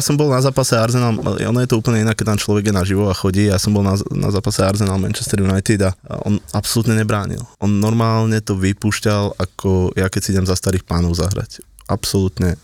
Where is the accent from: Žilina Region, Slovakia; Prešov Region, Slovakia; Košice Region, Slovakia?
Žilina Region, Slovakia; Kotrčná Lúčka; ja som chalan z Kotrčnej Lučky